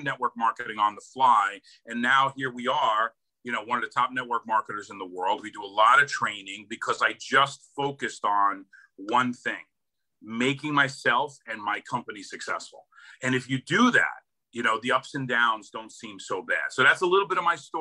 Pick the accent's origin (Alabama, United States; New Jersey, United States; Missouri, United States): New Jersey, United States; Hoboken; So born and raised in New Jersey, Hoboken, New Jersey.